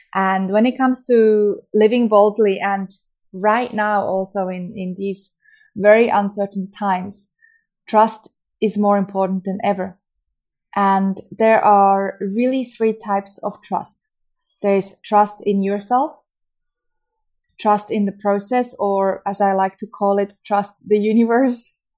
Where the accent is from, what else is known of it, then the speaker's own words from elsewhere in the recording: Switzerland; from Switzerland, my home country